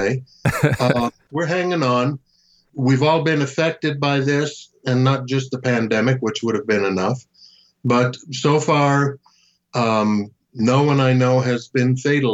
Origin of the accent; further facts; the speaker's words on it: Miami, Florida, United States; moved away as an adult; also born or lived in Hollywood; when I was growing up in Miami